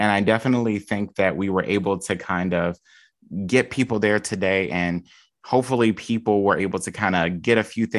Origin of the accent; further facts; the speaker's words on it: Chicago, Illinois, United States; And you don't want to do it the not fun way with me because I'm from Chicago.